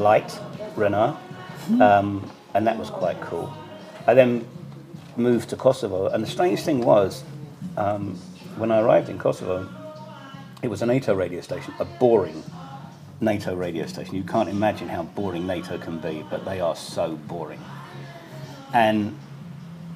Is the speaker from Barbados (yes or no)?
no; United Kingdom; moved away as an adult; now in Banja Luka, Bosnia and Herzegovina; as a Brit